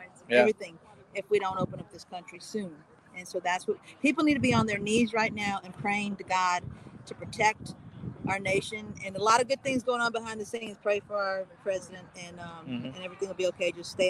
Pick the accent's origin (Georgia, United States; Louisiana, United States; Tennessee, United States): Louisiana, United States; Baton Rouge; Baton Rouge.